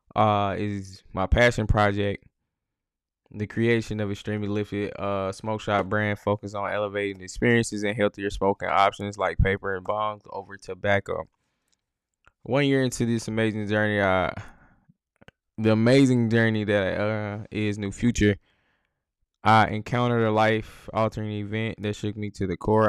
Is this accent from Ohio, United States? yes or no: no; Jackson, Mississippi, United States; growing up in Jackson, Mississippi